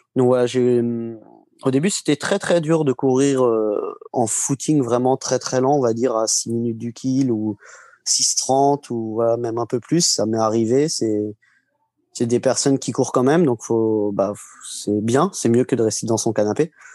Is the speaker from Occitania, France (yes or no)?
no; Marcilly-en-Villette, Centre-Val de Loire, France; je suis de Marcy-en-Villette, euh, c'est en pleine Sologne